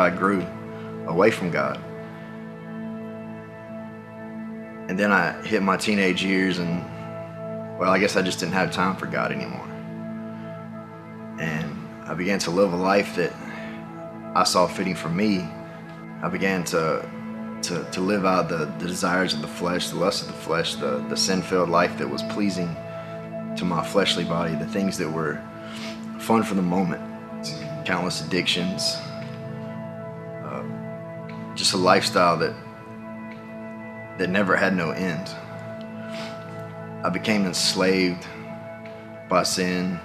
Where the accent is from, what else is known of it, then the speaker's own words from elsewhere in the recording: Tupelo, Mississippi, United States; I grew up in Tupelo, Mississippi.